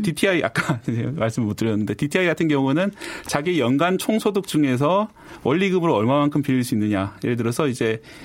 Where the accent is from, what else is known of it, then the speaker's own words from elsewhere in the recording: Busan, South Korea; moved away as an adult; now in Seoul, South Korea; 부산 출신이거든요.